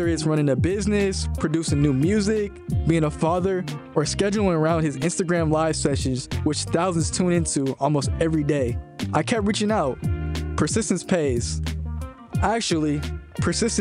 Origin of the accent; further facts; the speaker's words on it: Bay Area, California, United States; born and raised in the Bay Area